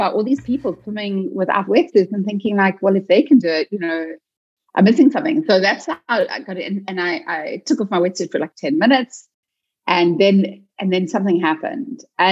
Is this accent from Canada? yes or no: no; South Africa; also born or lived in Cape Town; I'm South African